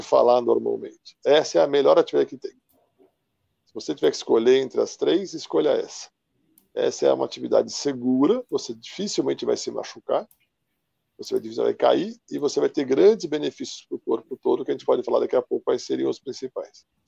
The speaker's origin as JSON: {"language": "Portuguese", "region": "São Paulo", "country": "Brazil", "tie": "born or raised there", "said": "Eu sou aqui de São Paulo, capital."}